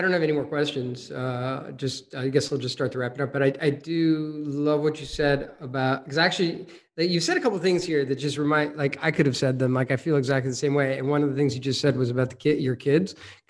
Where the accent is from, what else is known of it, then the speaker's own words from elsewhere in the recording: New Jersey, United States; moved away; also born or lived in Brooklyn, New York / Europe; I was born in Brooklyn. I grew up in New Jersey, but born in Brooklyn. I spent most of my youth in New Jersey, and I actually played soccer, and then I moved relatively young to Europe